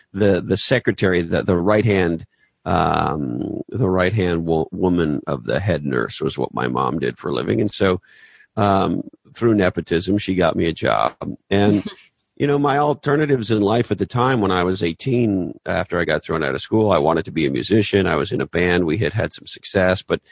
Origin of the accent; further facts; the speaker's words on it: Canada; moved away as an adult; also born or lived in Toronto; I grew up in Canada.